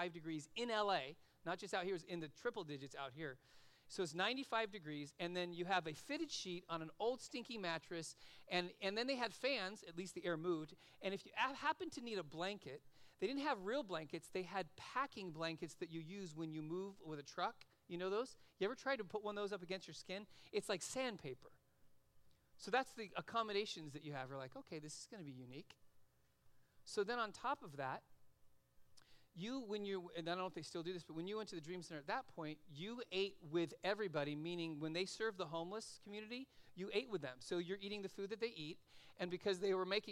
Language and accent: English; Los Angeles, California, United States; moved away as an adult; also born or lived in Oregon; now in Simi Valley, United States; I grew up in San Fernando Valley. I grew up in Van Nuys, so virtually I grew up in L.A.